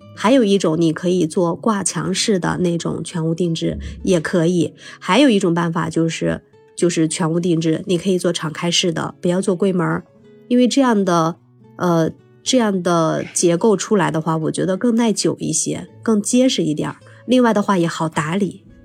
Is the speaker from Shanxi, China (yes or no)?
yes; Shanxi, China; 尽管烟台那边我知道它比我们山西这边要卫生很多